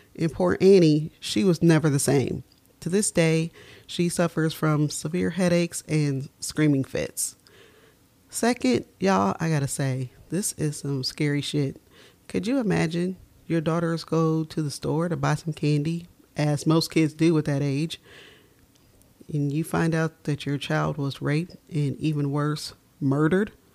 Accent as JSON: {"language": "English", "town": "Dayton", "region": "Ohio", "country": "United States", "tie": "born or raised there", "said": "I was born and raised in Dayton, Ohio."}